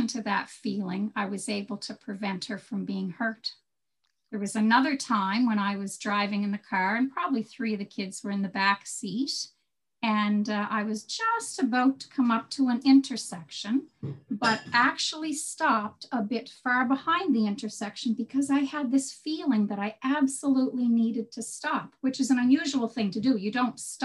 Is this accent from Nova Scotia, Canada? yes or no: yes; Cape Breton, Nova Scotia, Canada; now in Prince Edward Island, Canada; I'm from Cape Breton, Bernie, so I might live in PEI now, but I'm from Cape Breton